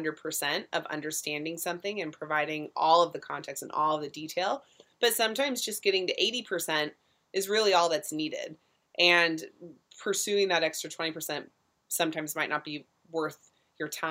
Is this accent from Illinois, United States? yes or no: no; Orange County, California, United States; moved away as an adult; I was also coming from Orange County, California, kind of looking to burst out of the orange curtain, as they call it sometimes, in this bubble world